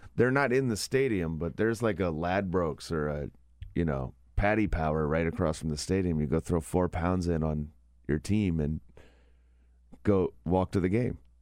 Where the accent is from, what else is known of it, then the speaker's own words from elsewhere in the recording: Kentucky, United States; moved away; my home state, where I went to college, in that district